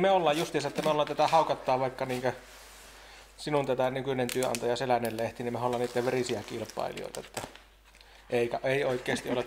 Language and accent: Finnish; Haapajärvi, North Ostrobothnia, Finland; se niin yhtä paljon määrittää mua se haapajärvisyys kuin joku suomalaisuus